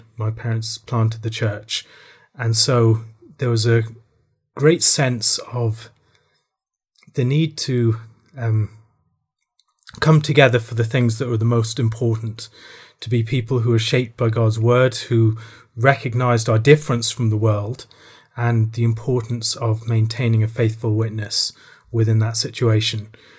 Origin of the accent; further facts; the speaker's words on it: Ireland; also born or lived in Worcester, England; I was born in Worcester in the Midlands in England, but my parents were missionaries in the Republic of Ireland, so I moved over there when I was 3 months old and spent the entirety of my childhood there.